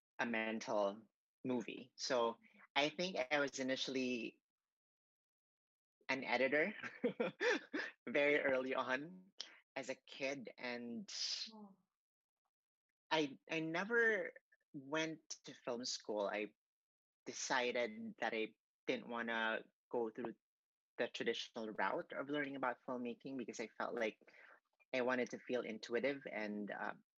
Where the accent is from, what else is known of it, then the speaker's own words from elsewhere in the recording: Cebu City, Central Visayas, Philippines; moved away; this was in my hometown in Cebu in the Philippines